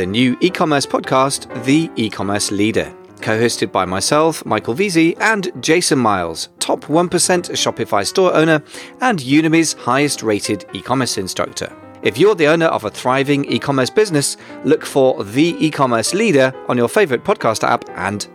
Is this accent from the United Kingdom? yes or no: yes; United Kingdom; also born or lived in London; we're definitely British